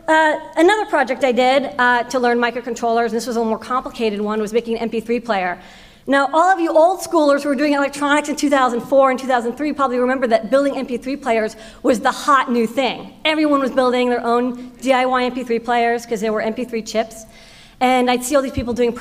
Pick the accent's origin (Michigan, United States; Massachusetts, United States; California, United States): Massachusetts, United States; Boston; I grew up in Boston